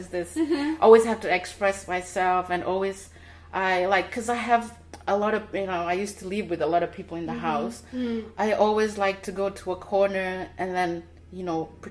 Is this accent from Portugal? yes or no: yes; Portugal; also born or lived in Timor-Leste; now in United States; have to leave the country to move to Portugal. I was only 4 years old.